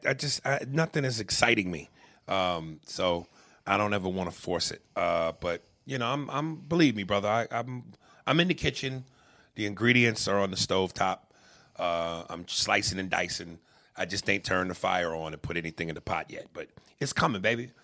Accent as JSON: {"language": "English", "region": "New York", "country": "United States", "tie": "born or raised there", "also_born_or_lived": "New Jersey", "moved": "yes", "said": "I grew up in a poor uh, place where there were a lot of other poor black people and Hispanics. Um, but I also didn't grow up like the Cosbys. I didn't grow up with a white picket fence and in the suburbs. You know, I later went into that as we moved away from New York and into Jersey"}